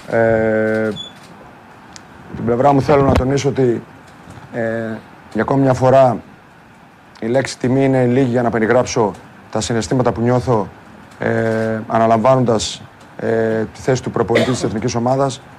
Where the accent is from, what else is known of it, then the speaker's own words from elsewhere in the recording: Greece; αυτά που πρέπει να πρεσβεύουμε σαν Έλληνες